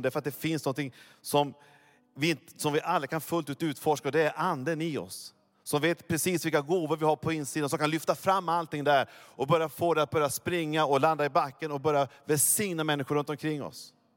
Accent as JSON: {"language": "Swedish", "region": "Norrland", "country": "Sweden", "said": "Jag är ju norrlänning egentligen."}